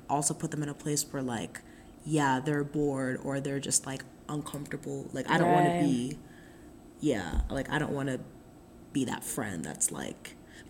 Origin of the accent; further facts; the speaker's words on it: Nigeria; because I think, like, being Nigerian is, like, very, like, I would not be who I would, like, who I am without being Nigerian.